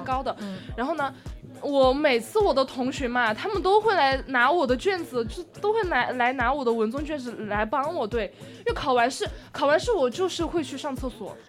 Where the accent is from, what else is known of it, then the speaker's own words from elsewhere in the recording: Sichuan, China; accent: Sichuanese; 用我们四川话